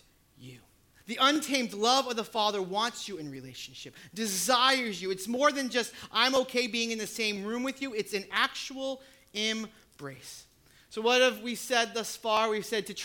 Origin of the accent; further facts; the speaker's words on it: New Hampshire, United States; I grew up in New Hampshire